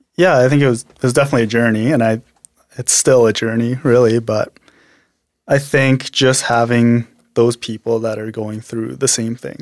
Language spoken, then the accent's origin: English; Medicine Hat, Alberta, Canada; also born or lived in Korea; I was born in Korea, but I was mostly raised in Medicine Hat